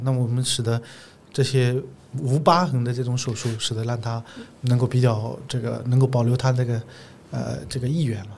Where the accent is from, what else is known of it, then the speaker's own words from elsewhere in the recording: Zhejiang, China; 因为我是浙江人嘛